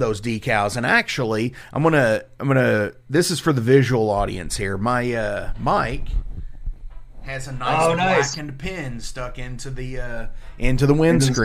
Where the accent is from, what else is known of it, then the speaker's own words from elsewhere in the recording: Louisville, Kentucky, United States; I'm from the Louisville area